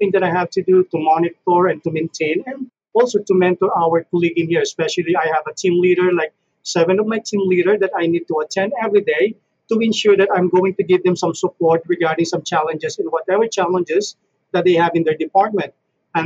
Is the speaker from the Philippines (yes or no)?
yes; Philippines; moved away as an adult; now in Canada; I'm from the Philippines. I'm a Filipino. Been moved to Canada, I guess, during 2001.